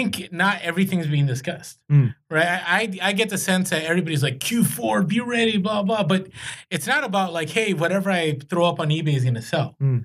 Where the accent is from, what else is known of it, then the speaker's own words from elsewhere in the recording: Bay Area, California, United States; I grew up in the Bay Area